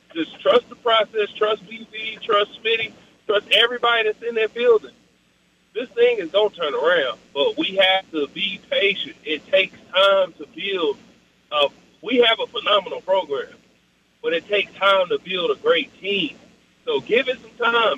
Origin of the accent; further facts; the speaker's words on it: Oklahoma City, Oklahoma, United States; I'm from the South Side of Oklahoma City. I'm from the 405